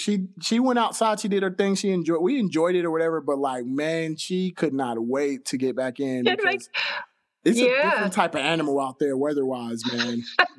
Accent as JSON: {"language": "English", "region": "Oklahoma", "country": "United States", "also_born_or_lived": "Fort Worth, Texas", "said": "I'm originally from Oklahoma."}